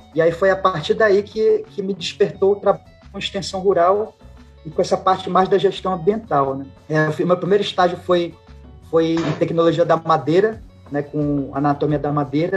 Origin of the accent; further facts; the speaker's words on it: Pará, Brazil; also born or lived in Acre / Tocantins; eu sou aqui do Pará, em 2011 eu consegui uma remoção para cá